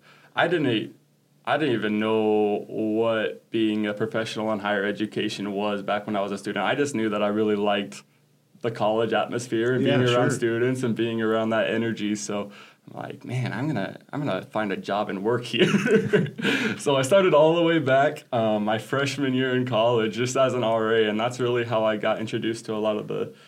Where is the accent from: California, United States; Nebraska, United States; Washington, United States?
Nebraska, United States; Crawford; also born or lived in Paraguay; I grew up in Crawford, just 25 miles down the road, about.